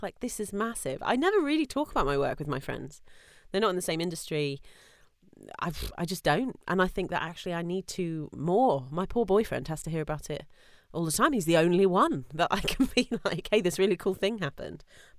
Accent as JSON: {"language": "English", "country": "United Kingdom", "said": "That is part of being British and part of being female, I think"}